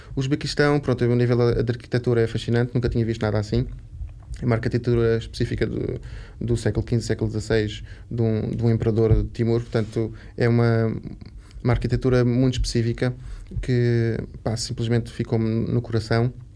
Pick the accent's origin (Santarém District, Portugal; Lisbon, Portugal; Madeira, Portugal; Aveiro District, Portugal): Lisbon, Portugal; also born or lived in Algarve / Évora; sou de Lisboa, nasci em Lisboa, tive a minha infância toda aqui